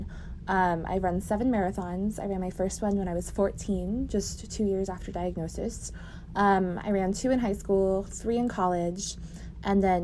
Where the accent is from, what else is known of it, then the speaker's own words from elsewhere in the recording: Moorpark, California, United States; now in Dallas, United States; I live in Dallas, Texas, but I am originally from Moorpark, California, the Ventura County area